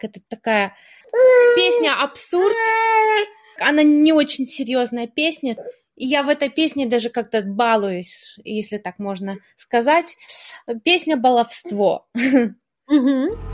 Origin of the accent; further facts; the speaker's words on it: Melbourne, Victoria, Australia; moved away as an adult; also born or lived in Kharkiv, Ukraine / New York, United States / Canberra, Australia / Brisbane, Australia; now in Istanbul, Turkey; И в 94-м э, моя семья переехала в Мельбурн. Ага. И мне было 9 лет, и я с тех пор живу в Мельбурне